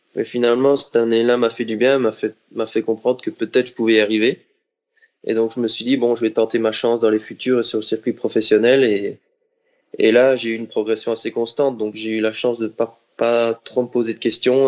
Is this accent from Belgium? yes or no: yes; Liège, Wallonia, Belgium; moved away as an adult; now in Monaco; J'ai commencé le tennis euh, à Liège, c'est ma ville natale en Belgique